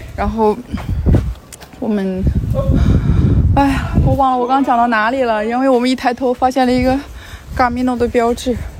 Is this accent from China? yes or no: yes; China; 我是来自中国